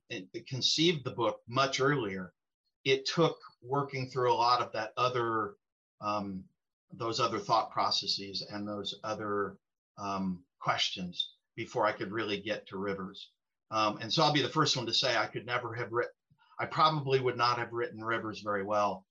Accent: Western Illinois, United States; where I was living in Western Illinois

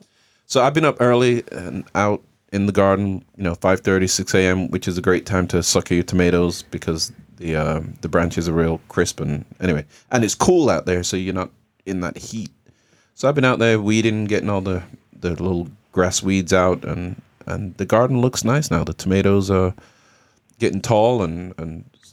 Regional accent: England, United Kingdom; Well, I'm English. My parents are Jamaican.

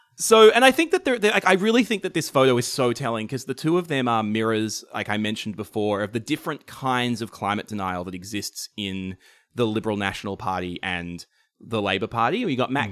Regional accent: Shepparton, Victoria, Australia; I grew up in in Shepparton, which is just in northern Victoria

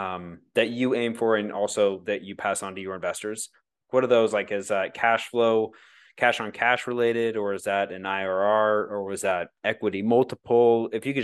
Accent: Idaho, United States; I'm also from Idaho.

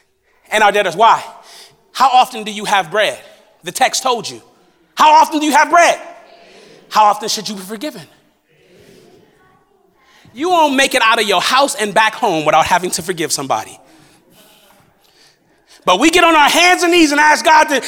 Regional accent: Los Angeles, California, United States; I grew up in South Central Los Angeles

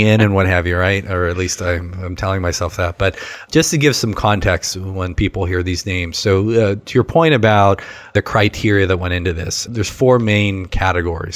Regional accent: Western Pennsylvania, United States; moved away as an adult; now in Ohio, United States; growing up in Western Pennsylvania, certainly we had Penn State

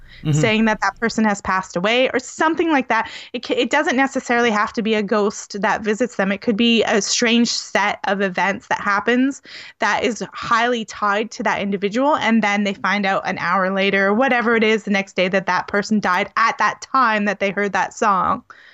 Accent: New Brunswick, Canada; on the East Coast of Canada, where I was born in New Brunswick.

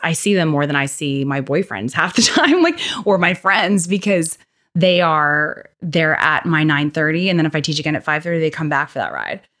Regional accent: Winnipeg, Manitoba, Canada; growing up in the North End

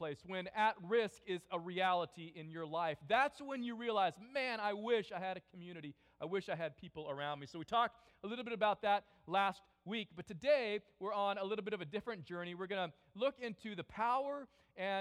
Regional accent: California, United States; I grew up in California

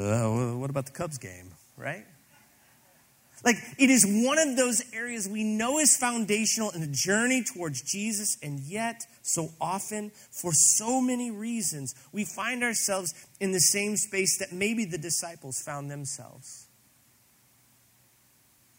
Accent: Granite City, Illinois, United States; I grew up in Granite City, Illinois, still mill town outside of St. Louis

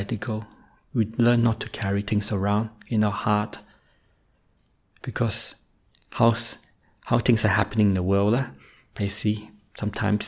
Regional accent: Australia; also born or lived in Malaysia; I was born in Malaysia, but moved to Australia when I was quite young, roughly in age four

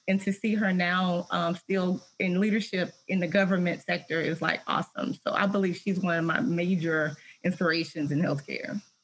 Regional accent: Tennessee, United States; I'm from Tennessee

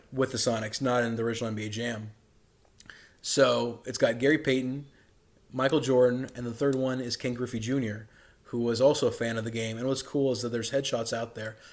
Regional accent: Karachi, Sindh, Pakistan; moved away; also born or lived in Dallas, Texas, United States; I was born in Dallas, Texas, but I grew up in Karachi, Pakistan

